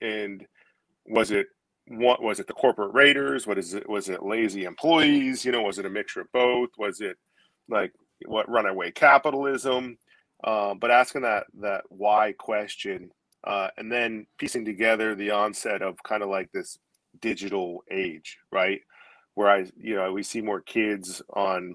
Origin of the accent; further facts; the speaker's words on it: Maine, United States; also born or lived in Gloucester, Massachusetts; Moved up here when I was a young kid, maybe 8 years old